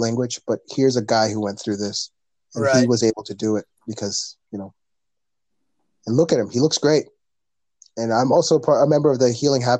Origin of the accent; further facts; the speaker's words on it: Canada; first language English; my first language is English. I was raised here in Canada.